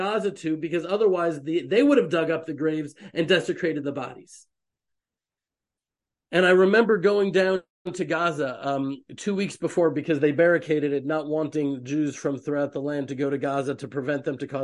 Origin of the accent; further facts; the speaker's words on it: Houston, Texas, United States; now in Israel; I was raised in Houston, Texas